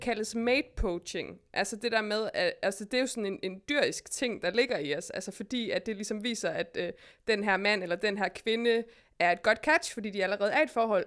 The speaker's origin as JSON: {"language": "Danish", "region": "West Jutland", "country": "Denmark", "also_born_or_lived": "Berlin", "moved": "yes", "lives_now": "Copenhagen, Denmark", "said": "jeg er jo fra Vestjylland"}